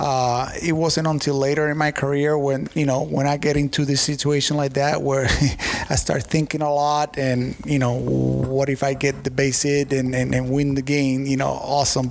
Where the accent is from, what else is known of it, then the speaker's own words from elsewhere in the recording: Puerto Rico; moved away; my home country